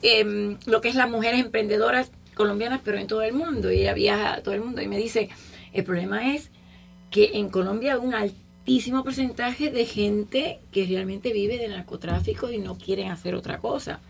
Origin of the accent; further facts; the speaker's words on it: Cuba; now in United States; yo como cubana